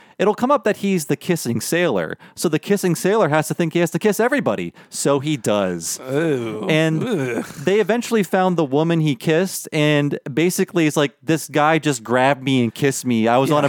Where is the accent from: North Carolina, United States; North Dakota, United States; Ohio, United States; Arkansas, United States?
Ohio, United States; the Midwest; I grew up in the Midwest where there were no 7-Elevens.